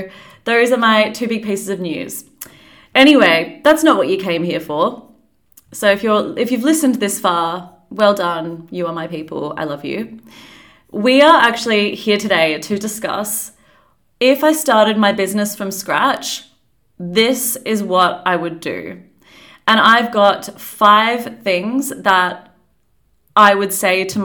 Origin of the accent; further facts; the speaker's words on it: Perth, Western Australia, Australia; moved away as an adult; also born or lived in New Zealand / London, United Kingdom; now in Perth, Australia; I am from Australia. I was born in New Zealand, actually, but I grew up in Australia.